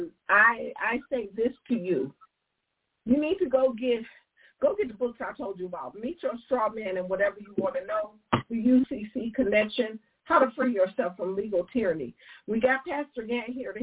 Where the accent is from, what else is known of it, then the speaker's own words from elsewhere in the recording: Detroit, Michigan, United States; I'm from Detroit